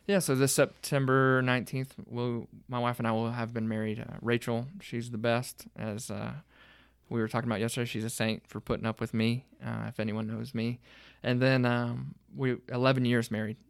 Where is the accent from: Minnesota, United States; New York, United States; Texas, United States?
Texas, United States; Sanger; moved away as an adult; also born or lived in Panhandle, Texas; now in Fort Stockton, United States; spent fourth grade through graduation there